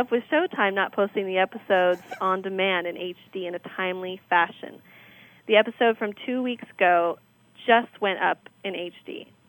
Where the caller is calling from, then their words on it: Oregon, United States; I'm in the 541, which I don't think sounds very cool at all.